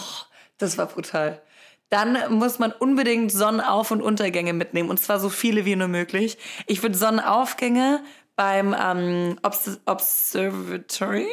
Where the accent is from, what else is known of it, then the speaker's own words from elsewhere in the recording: Rottweil, Baden-Württemberg, Germany; Ich bin nämlich auf einem Bauernhof groß geworden. In der Nähe von Rottweil